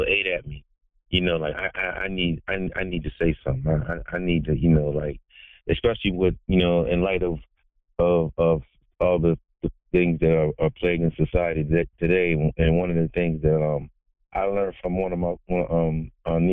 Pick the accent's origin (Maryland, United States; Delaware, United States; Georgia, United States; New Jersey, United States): Delaware, United States; I'm a native of the Eastern Shore, DMV. I'm from Delaware.